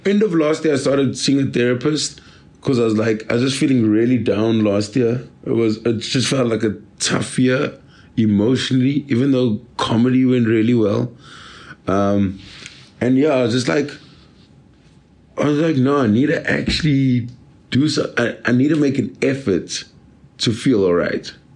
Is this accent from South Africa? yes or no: yes; Durban, KwaZulu-Natal, South Africa; moved away; I'm from Durban